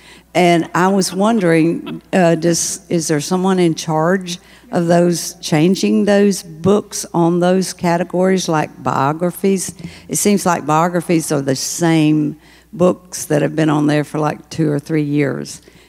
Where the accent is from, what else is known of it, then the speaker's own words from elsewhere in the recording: Georgia, United States; from Georgia, and I love BARD, and I love BARD Express, but I also love to travel.